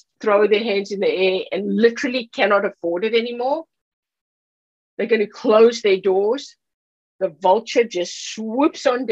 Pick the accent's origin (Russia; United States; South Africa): South Africa; moved away; I'm from South Africa